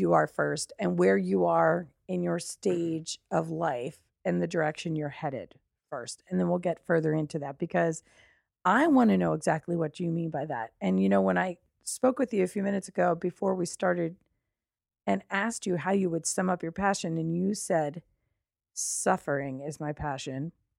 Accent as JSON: {"language": "English", "town": "Long Valley", "region": "New Jersey", "country": "United States", "tie": "born or raised there", "moved": "yes", "said": "We are in my hometown, which is Long Valley, New Jersey"}